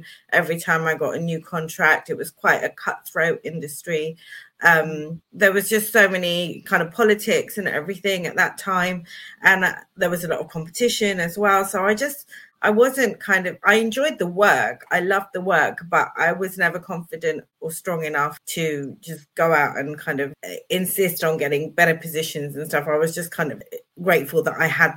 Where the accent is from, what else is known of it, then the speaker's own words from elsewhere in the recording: United Kingdom; I was born in 72. So I'm British born and bred.